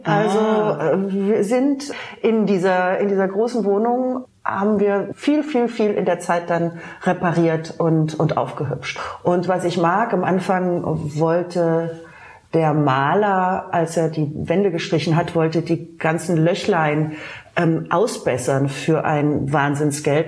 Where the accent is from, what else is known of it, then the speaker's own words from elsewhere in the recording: Baden-Baden, Baden-Württemberg, Germany; now in Berlin, Germany; Ich komme ja aus dem Schwarzwald, aus Baden-Baden